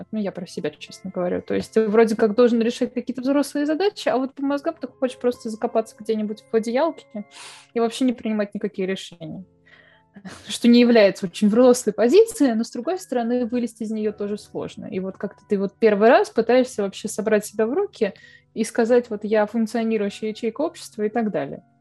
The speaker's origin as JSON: {"language": "Russian", "country": "Russia", "said": "ну спросят, откуда я, я могу сказать, я из России, да?"}